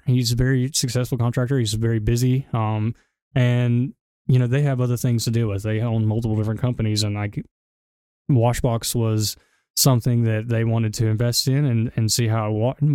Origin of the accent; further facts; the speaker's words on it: Gadsden, Alabama, United States; The partners, as well as myself, everybody, we're all from Gadsden. So, I mean, this is where we're from